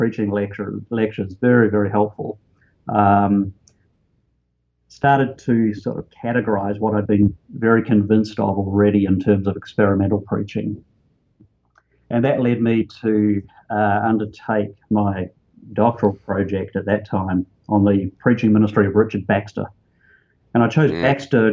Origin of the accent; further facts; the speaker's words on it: New Zealand; also born or lived in Australia; I grew up in New Zealand, a little country down under